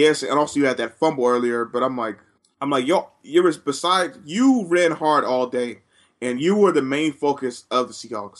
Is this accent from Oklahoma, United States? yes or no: no; Oakland, California, United States; because I'm from Oakland, playing for Oakland. You know, you don't come back home.